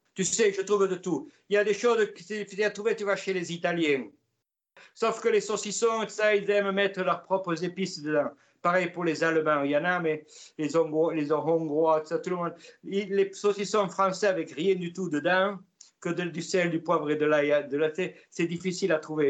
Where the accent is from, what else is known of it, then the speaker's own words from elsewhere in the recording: Igon, Nouvelle-Aquitaine, France; accent: Gascon; moved away as an adult; also born or lived in Toulouse / Vancouver / White Rock; now in Calgary, Canada; je viens du sud-ouest de la France, du pays des Gascons, en plus près de la ville de Pau, et ça s'appelle le pays des Gaves à Naï. J'ai passé toute mon enfance.